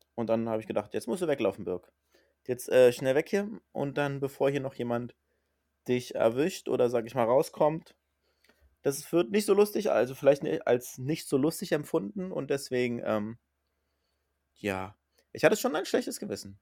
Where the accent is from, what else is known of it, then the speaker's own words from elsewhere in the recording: Berlin, Germany; now in Hamburg, Germany; aus meiner alten Heimat, aus Berlin